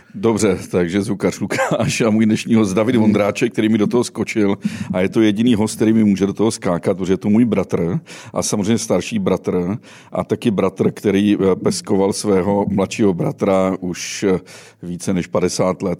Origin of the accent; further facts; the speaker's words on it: Sudetenland, Czechia; My jsme oba dva ze Sudet.